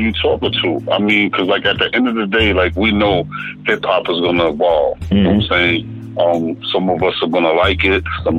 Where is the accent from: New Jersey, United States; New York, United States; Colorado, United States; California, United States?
New York, United States